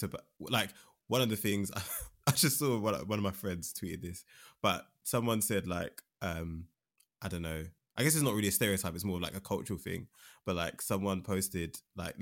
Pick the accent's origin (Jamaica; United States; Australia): Jamaica; I'm a Jamaican